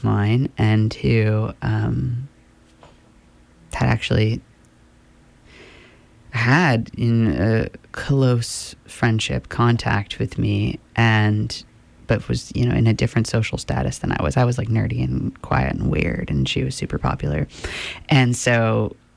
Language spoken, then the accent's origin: English; Midcoast, Maine, United States; I grew up in Midcoast, Maine, in a relatively liberal town.